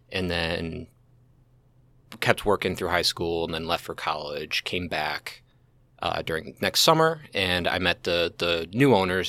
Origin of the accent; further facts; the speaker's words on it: St. Charles, Missouri, United States; I grew up Saint Charles, uh, been here my whole